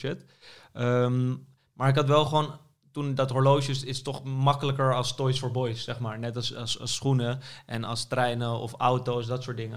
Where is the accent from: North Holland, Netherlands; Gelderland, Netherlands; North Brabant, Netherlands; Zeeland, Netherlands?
North Holland, Netherlands; Amsterdam; ik ben inderdaad geboren in Amsterdam en altijd gebleven